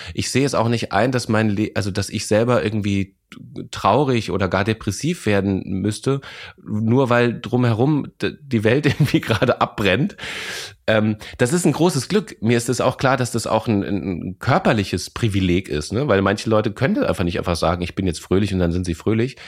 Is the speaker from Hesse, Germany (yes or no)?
yes; Lorsch, Hesse, Germany; also born or lived in Bavaria; now in Berlin, Germany; Ich bin in Lorsch groß geworden.